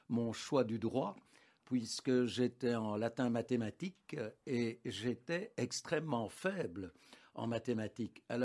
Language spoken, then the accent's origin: French; Anderlecht, Brussels-Capital Region, Belgium; j'ai vécu toute mon enfance en Derlecht.